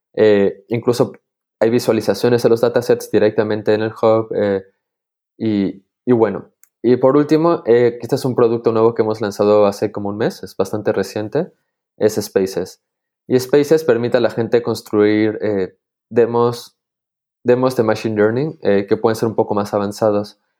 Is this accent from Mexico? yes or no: no; Peru; now in Switzerland; soy de Perú, pero actualmente eh, vivo en Suiza